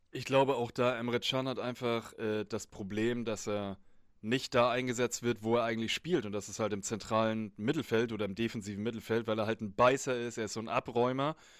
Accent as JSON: {"language": "German", "country": "Germany", "said": "bei uns in Deutschland"}